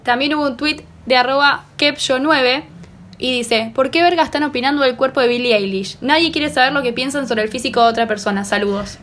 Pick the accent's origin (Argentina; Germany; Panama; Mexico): Argentina; Yo como argentina